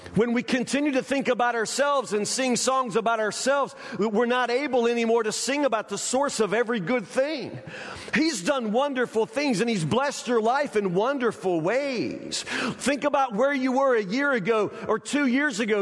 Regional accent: Kentucky, United States; we're from Kentucky

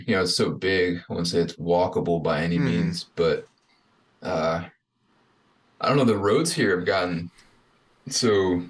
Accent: Apex, North Carolina, United States; I grew up in Apex, so it's like right outside of Raleigh.

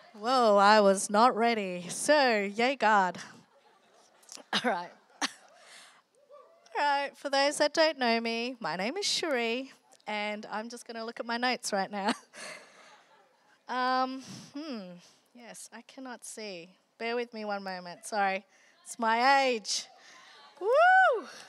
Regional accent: Australia; also born or lived in Philippines; being Asian Australian

